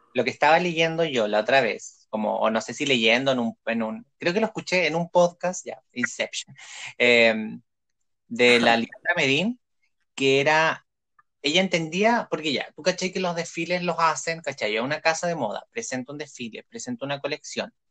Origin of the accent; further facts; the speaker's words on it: Coyhaique, Aysén, Chile; yo nací en Coyhaique